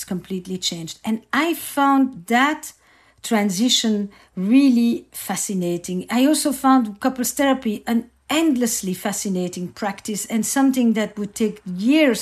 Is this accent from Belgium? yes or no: yes; Antwerp, Flanders, Belgium; I grew up in Antwerp, in Belgium, in a community